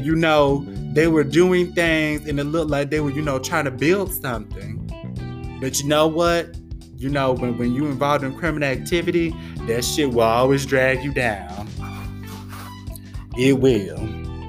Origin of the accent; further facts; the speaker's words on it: Florida, United States; my home state of Florida